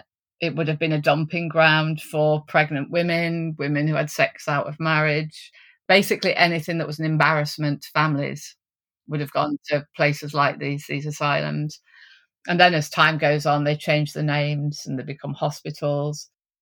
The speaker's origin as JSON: {"language": "English", "region": "East Midlands", "country": "United Kingdom", "said": "So I came from Derbyshire. I was working in a nursing home."}